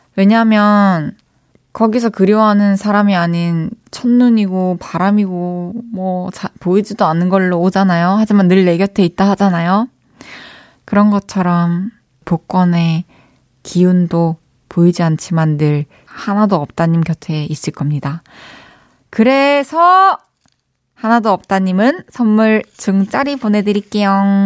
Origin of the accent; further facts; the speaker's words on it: Changwon, South Gyeongsang, South Korea; moved away; 마사는 저에게도 홈스윗 홈이기 때문에